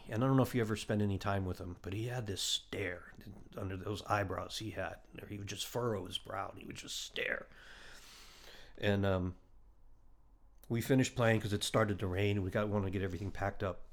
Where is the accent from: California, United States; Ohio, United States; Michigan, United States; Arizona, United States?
Ohio, United States; moved away; also born or lived in Boston / Nashville; growing up in Ohio in the seventies